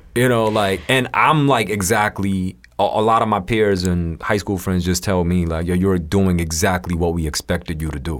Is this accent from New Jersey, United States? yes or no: no; New York, United States; also born or lived in South Korea / China; we immigrated to America when I was, um, about nine or ten. And, uh, I grew up in Queens